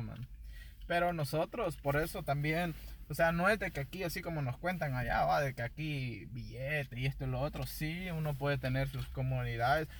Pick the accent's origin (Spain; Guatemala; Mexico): Guatemala; now in United States; yo soy guatemalteco de nacimiento, entonces ahí sí que nuestros papás, bueno, mis papás nos trajeron